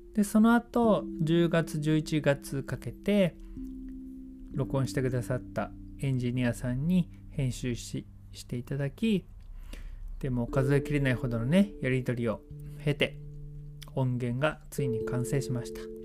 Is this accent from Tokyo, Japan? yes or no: no; Yokohama, Kanagawa, Japan; moved away as an adult; now in Sasebo, Japan; 僕の本当の地元横浜ですけれども佐世保に移住して10年になります